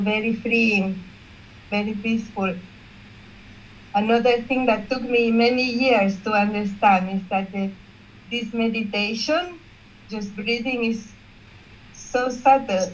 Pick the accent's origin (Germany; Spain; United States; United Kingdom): Spain; Barcelona, Catalonia; I'm from Barcelona, Spain